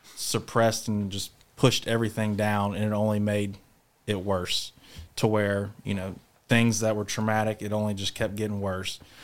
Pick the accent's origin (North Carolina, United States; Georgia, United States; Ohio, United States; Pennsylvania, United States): North Carolina, United States; Charlotte; I'm from Charlotte, North Carolina